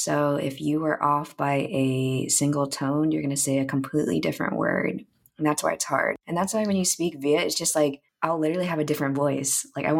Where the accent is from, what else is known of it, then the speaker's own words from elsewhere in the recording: United States; in America, I don't feel like I belong anywhere. And then being there, I also feel like I don't even belong there because I'm too American.